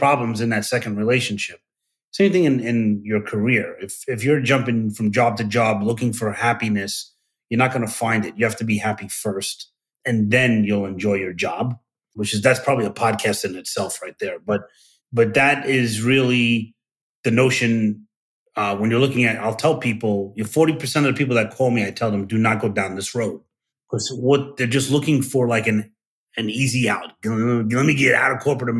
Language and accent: English; New York City, New York, United States; I'm from Brooklyn